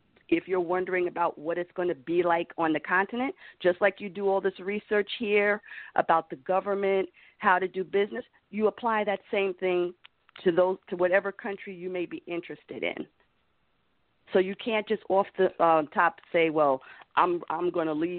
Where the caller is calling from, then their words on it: New York, United States; I'm calling from New York.